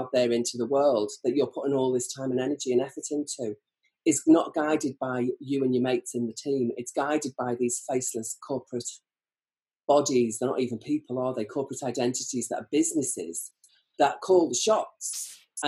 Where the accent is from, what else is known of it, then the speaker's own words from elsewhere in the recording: Birkenhead, North West England, United Kingdom; I'm a woolly back. I'm from Birkenhead.